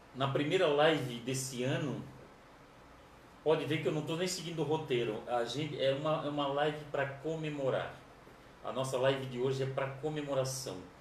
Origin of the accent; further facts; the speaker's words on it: Florianópolis, Santa Catarina, Brazil; somos de Florianópolis